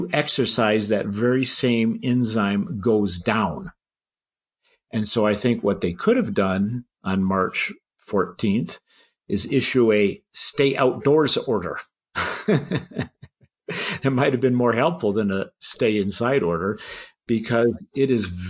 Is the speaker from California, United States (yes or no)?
no; Michigan, United States; My home state is Michigan.